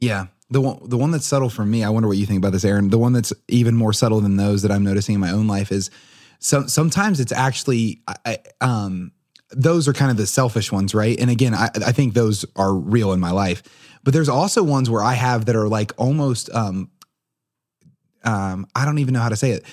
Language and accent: English; Portsmouth, New Hampshire, United States; I'm also from Portsmouth